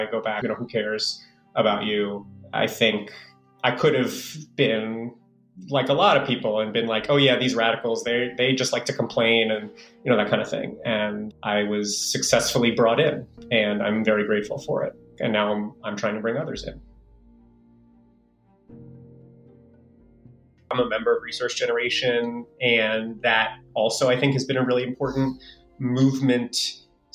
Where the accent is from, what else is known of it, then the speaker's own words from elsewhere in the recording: New York City, New York, United States; I was born in the Bronx. I live and work in the Bronx